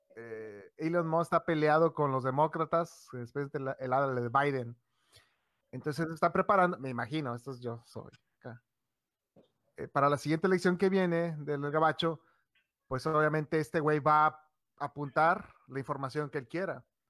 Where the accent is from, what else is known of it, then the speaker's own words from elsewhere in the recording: Mexico; nosotros somos de Xland